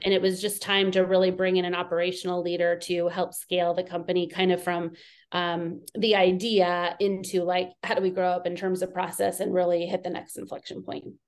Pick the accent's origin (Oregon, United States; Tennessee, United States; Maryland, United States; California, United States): California, United States; Southern; also born or lived in East Coast; I grew up in California